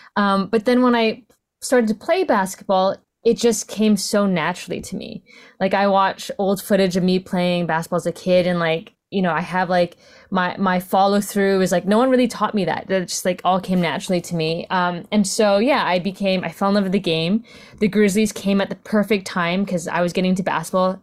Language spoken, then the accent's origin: English; Vancouver, British Columbia, Canada; I'm Filipino Canadian, was born in Vancouver, my sec-, second generation Canadian